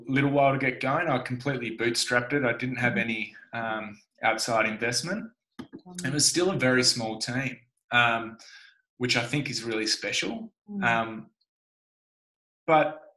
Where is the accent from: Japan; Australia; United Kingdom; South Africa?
Australia; Tasmania; I grew up in Tasmania